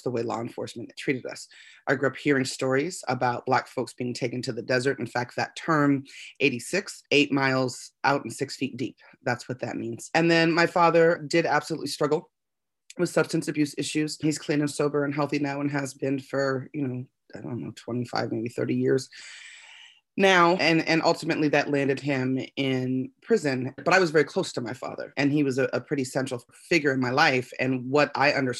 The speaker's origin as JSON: {"language": "English", "town": "Las Vegas", "region": "Nevada", "country": "United States", "tie": "born or raised there", "said": "I was born and raised in Las Vegas, Nevada"}